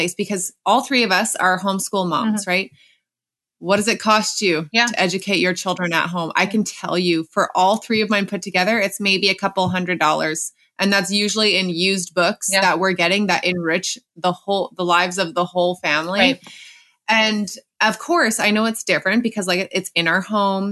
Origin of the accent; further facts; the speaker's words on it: Canada; as a Canadian